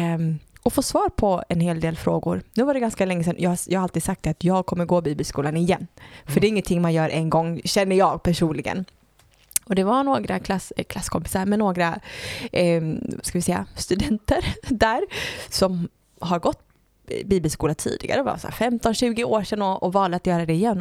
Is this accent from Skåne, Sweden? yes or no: no; Gothenburg, Västra Götaland, Sweden; jag föddes i Göteborg